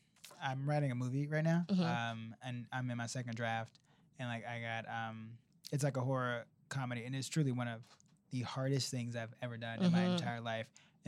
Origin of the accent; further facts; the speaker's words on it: Chicago, Illinois, United States; Yes, I had so much family that lived in Cabrini Green and right now is like gentrified and tore down and is very close to Second City.